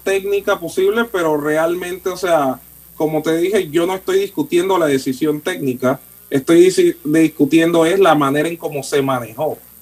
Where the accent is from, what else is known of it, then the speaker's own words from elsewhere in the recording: Panama; yo soy panameño